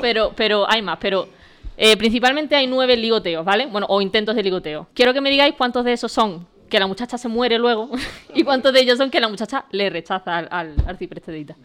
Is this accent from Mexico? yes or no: no; Valverde, Spain; en mi pueblo, que se llama Valverde